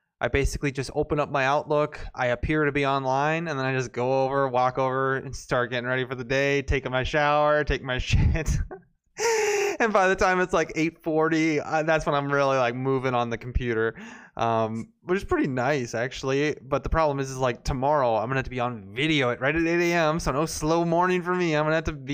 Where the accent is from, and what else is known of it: United States